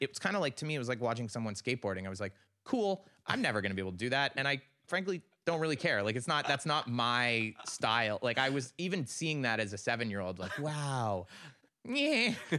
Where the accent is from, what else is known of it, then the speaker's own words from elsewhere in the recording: Canada; I just think you should know at this point that I'm Canadian.